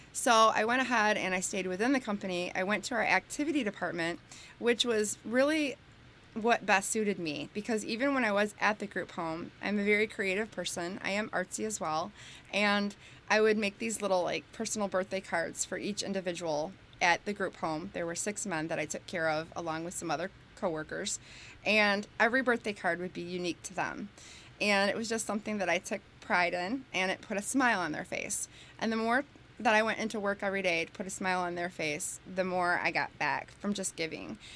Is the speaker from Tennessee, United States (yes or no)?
no; New Boston, Michigan, United States; also born or lived in Bronxville, New York; I grew up in New Boston, and it was great